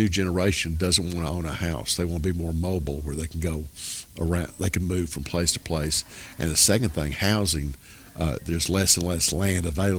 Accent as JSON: {"language": "English", "area": "Wilson County", "region": "Tennessee", "country": "United States", "tie": "born or raised there", "said": "When I was growing up in Wilson County"}